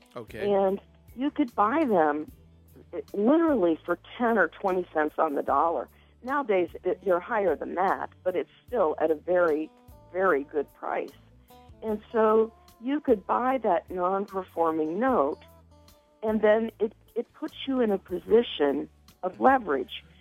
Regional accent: Cincinnati, Ohio, United States; I am born and raised in Cincinnati, so I'm a hometown girl.

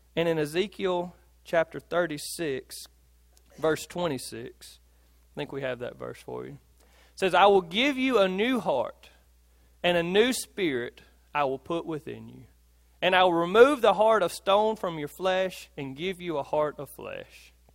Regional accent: Philadelphia, Mississippi, United States; I grew up in Philadelphia

